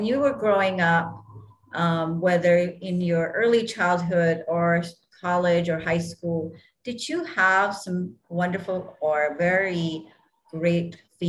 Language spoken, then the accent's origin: English; Hawaii, United States; So growing up in Hawaii, we get our favorite, you know, munchies.